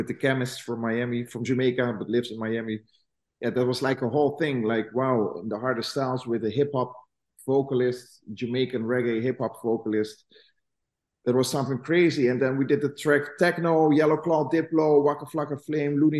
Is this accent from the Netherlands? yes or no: yes; Netherlands; I'm from Holland.